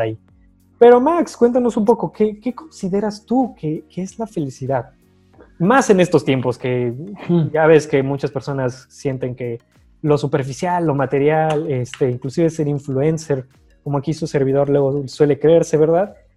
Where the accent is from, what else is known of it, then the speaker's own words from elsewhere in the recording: Tequisquiapan, Querétaro, Mexico; somos de Tequisquiapan